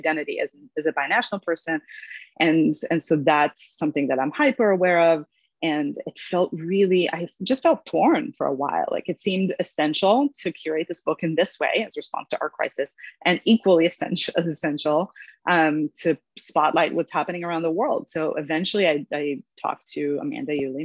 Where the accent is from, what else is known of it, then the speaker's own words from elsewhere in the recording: Israel; English is a second language; moved away as an adult; also born or lived in Los Angeles, United States; now in New York, United States; I was born in Los Angeles, but I grew up in Israel and English is my second language. And I only moved to New York in my 20s